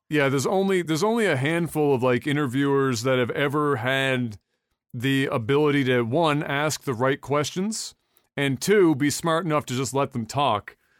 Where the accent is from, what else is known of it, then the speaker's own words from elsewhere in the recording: Canada; I'm Canadian